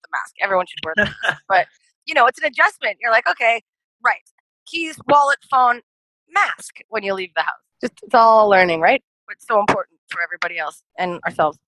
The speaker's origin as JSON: {"language": "English", "town": "Thunder Bay", "region": "Ontario", "country": "Canada", "tie": "born or raised there", "moved": "yes", "said": "everyone in my hometown's going to hate me."}